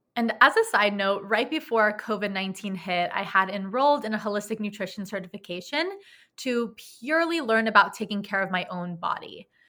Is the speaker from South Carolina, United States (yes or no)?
no; Los Angeles, California, United States; also born or lived in New York; I was born and raised in Los Angeles, California, where I am presently living as of right now.